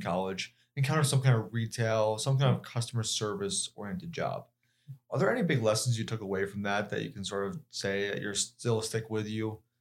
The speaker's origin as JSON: {"language": "English", "town": "Denver", "region": "Colorado", "country": "United States", "moved": "yes", "said": "I myself come from, like, Denver"}